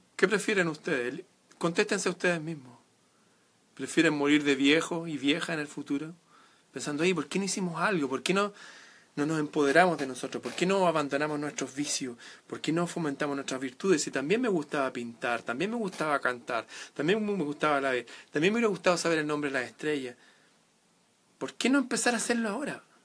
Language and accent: Spanish; Chile; en Chile, en mi país.